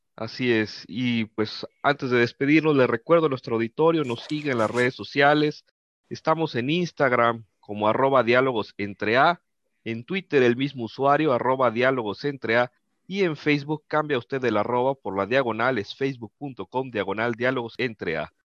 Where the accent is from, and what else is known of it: Mexico